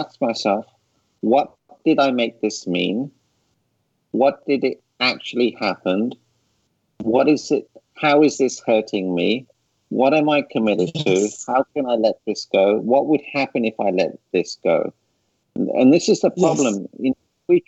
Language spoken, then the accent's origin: English; England, United Kingdom; now in United States; I grew up in England.